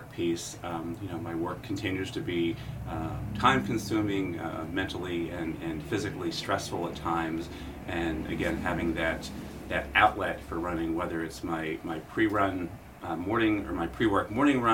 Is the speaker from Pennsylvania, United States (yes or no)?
yes; Lancaster, Pennsylvania, United States; riding with the Lancaster Bicycle Club when I was growing up in Lancaster.